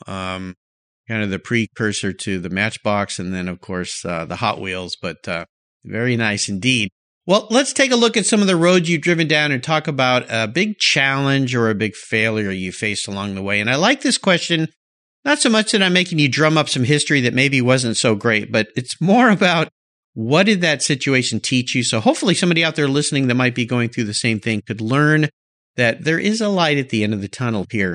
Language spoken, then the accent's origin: English; just north of San Diego, Southern California, United States; I grew up in Southern California